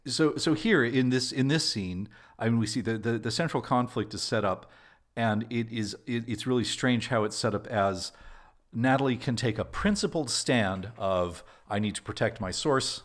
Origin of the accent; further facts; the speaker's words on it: Albuquerque, New Mexico, United States; also born or lived in Los Alamos, New Mexico; I was born in Albuquerque, which is New Mexico's largest city